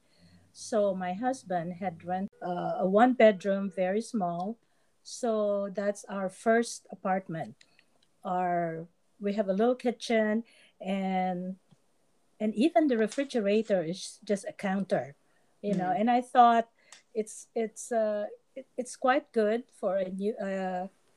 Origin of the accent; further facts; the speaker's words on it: Philippines; moved away as an adult; also born or lived in California; now in United States; I was a certified public accountant in the Philippines